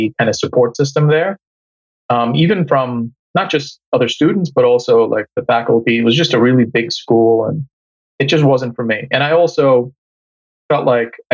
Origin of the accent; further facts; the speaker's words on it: New York, United States; also born or lived in Bangladesh; I'm from New York. Came here when I was 5 from Bangladesh and been in New York all my life